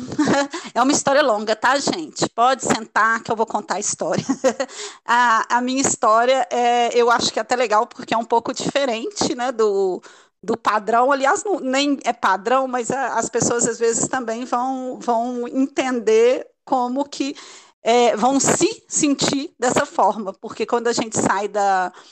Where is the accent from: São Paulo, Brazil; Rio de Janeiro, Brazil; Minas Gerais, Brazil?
Minas Gerais, Brazil; eu sou mineira, né? Ao longo do podcast todo mundo vai ver esse sotaque, então vai entender muito bem.